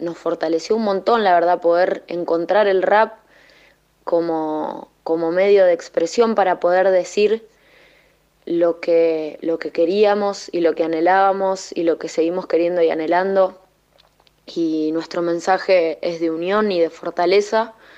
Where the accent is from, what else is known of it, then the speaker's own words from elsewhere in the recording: San Martín de los Andes, Neuquén, Argentina; Nosotras somos de San Martín de los Andes.